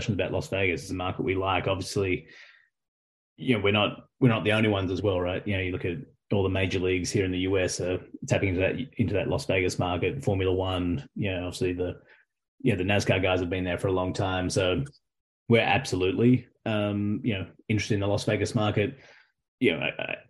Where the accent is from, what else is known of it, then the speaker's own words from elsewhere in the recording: Australia; accent: Australian; now in United States; as an Australian